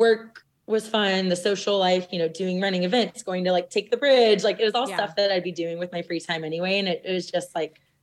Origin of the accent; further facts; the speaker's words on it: South Louisiana, United States; growing up in South Louisiana